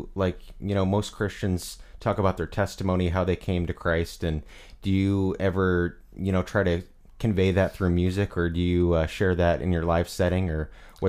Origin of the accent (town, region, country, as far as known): Peoria, Illinois, United States; born or raised there